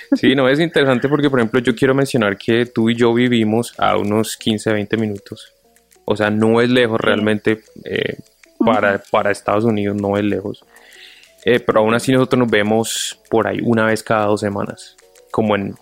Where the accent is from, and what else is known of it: Colombia; now in United States